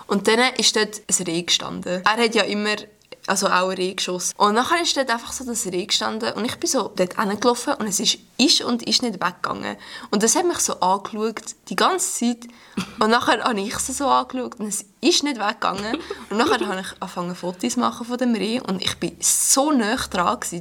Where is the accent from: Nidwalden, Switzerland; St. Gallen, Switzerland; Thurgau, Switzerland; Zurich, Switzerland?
Nidwalden, Switzerland; Stans; Ich komme aus Stanz